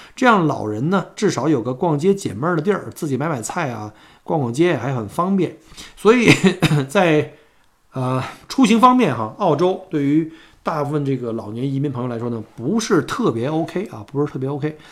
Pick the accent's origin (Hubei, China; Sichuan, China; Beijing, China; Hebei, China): Beijing, China; moved away as an adult; now in Australia; 跟我在小时候在北京吃大包子一样